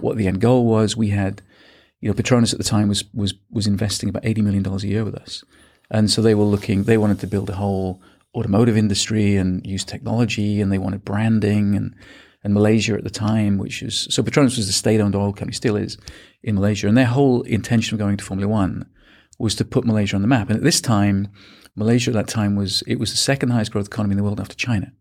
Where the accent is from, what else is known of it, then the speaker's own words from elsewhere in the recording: small town outside of Manchester, North West England, United Kingdom; moved away as an adult; also born or lived in Birmingham, United Kingdom / Australia / Hong Kong; grew up in the U K, um, in a, in a small town outside of Manchester